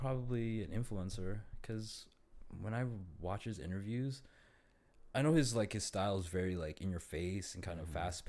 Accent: Toronto, Ontario, Canada; Born and raised in Toronto.

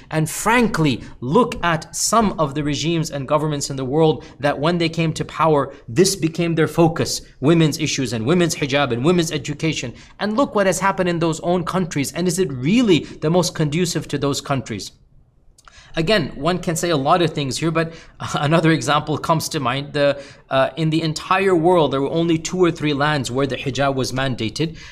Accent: United States; as a Muslim and as an American

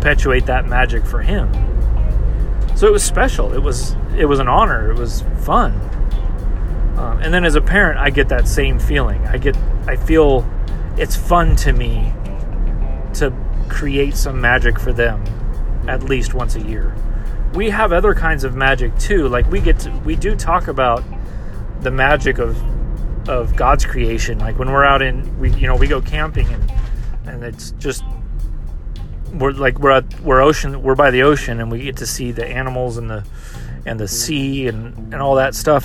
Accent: United States; as an American culture

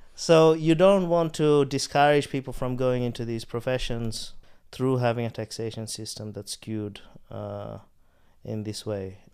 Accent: Australia; moved away; I grew up in Australia

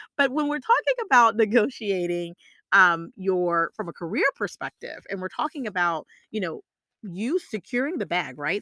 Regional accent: the South, United States; I'm from the South

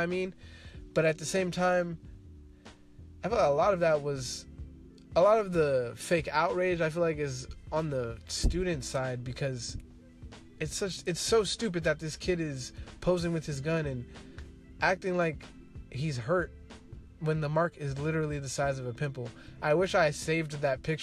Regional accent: Seaside, California, United States; growing up in Seaside, you know, everybody's apparently a Crip

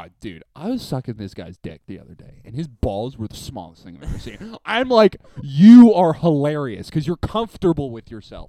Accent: Canada; We're Canadian!

